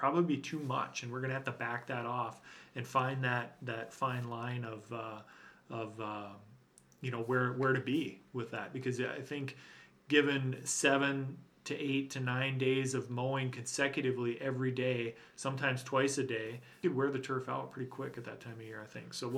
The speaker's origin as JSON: {"language": "English", "region": "Minnesota", "country": "United States", "said": "I mentioned my pride in being a Minnesotan and how I feel and how I feel pride at the shape of the state when I see that outline."}